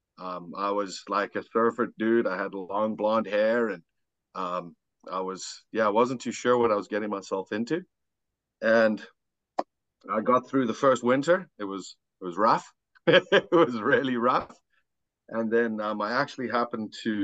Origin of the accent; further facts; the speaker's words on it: South Africa; now in Saskatchewan, Canada; I'm obviously born and raised in South Africa